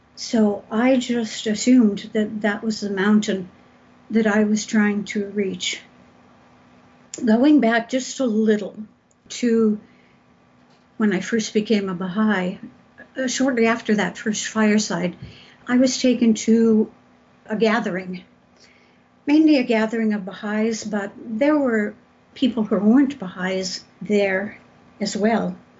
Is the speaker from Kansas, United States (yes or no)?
no; San Gabriel Valley, Southern California, United States; I grew up in Southern California, out in the San Gabriel Valley, about 27 miles from Los Angeles